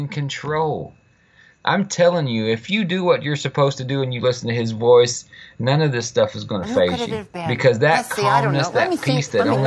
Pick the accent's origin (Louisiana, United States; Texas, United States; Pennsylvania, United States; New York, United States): Texas, United States; Fort Worth; I was born and raised in Fort Worth, Texas.